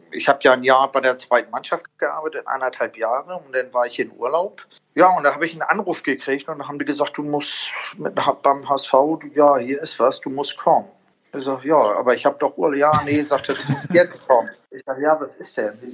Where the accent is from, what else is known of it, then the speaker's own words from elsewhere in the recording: Italy; Also ich, sag, ich bin ja auch ein Italiener.